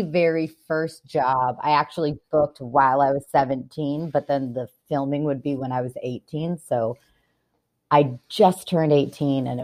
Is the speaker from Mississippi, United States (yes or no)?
no; Orange County, California, United States; I'm born and raised in Orange County